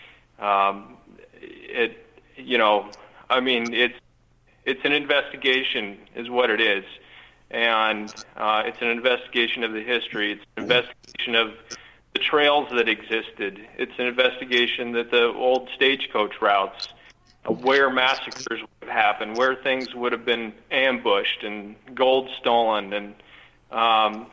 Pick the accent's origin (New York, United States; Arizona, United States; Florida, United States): Arizona, United States; we're born and raised in Arizona. That's our home